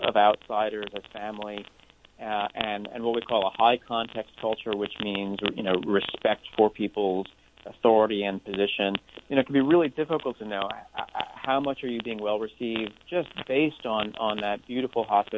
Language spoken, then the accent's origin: English; United States; as an American